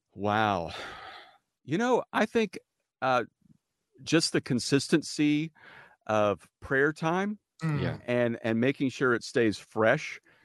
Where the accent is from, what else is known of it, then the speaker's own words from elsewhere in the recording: Midwest, United States; now in California, United States; because I'm from California now and we can get away with this. Because my wife and I are from the Midwest